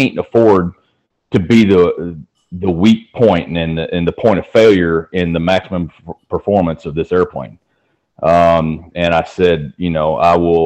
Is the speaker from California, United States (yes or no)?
no; Humboldt, Tennessee, United States; I grew up in Tennessee, a little town over in West Tennessee called Humboldt